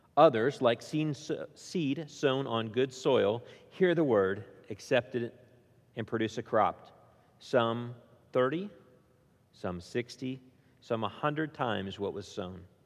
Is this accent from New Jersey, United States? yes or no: no; Indiana, United States; now in Williamson County, United States; I grew up in Indiana